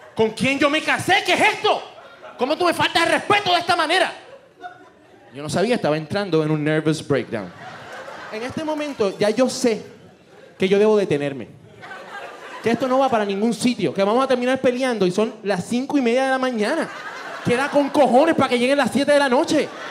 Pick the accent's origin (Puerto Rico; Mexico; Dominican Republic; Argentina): Puerto Rico; somos de Puerto Rico